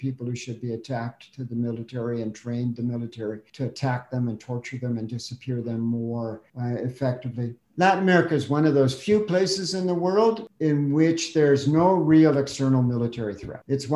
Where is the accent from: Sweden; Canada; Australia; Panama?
Canada; I'm Canadian